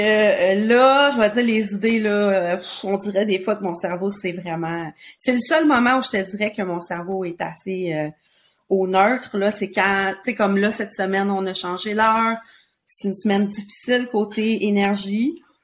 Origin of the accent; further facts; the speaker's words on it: Quebec, Canada; on vient du Québec